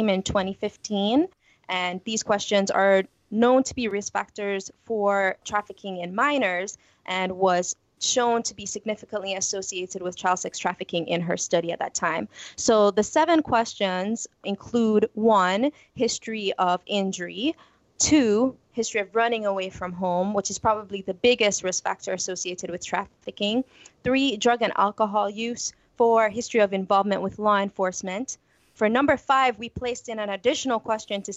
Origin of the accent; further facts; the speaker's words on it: Jamaica; moved away as an adult; also born or lived in Houston, Texas; now in United States; growing up in Jamaica